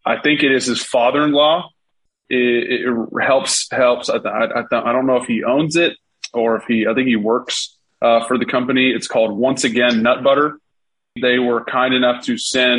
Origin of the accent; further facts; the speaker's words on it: Atlanta, Georgia, United States; We're from Atlanta